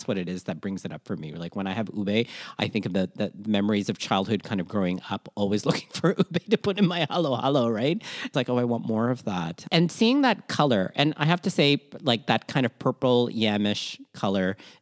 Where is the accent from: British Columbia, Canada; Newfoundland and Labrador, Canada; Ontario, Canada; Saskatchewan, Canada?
Ontario, Canada; Toronto; also born or lived in Manila, Philippines; raised in Toronto, Canada